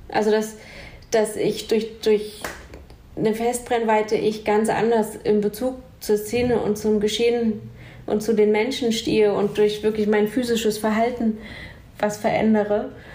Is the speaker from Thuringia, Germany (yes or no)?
yes; Jena, Thuringia, Germany; in Jena, ich bin in Jena aufgewachsen